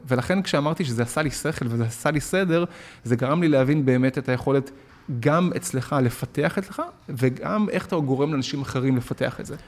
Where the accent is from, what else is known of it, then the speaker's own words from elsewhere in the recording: Tel Aviv, Tel Aviv District, Israel; also born or lived in Argentina / Beersheba; אני עובר מהפריפריה, אה, כיתה ד' למרכז תל אביב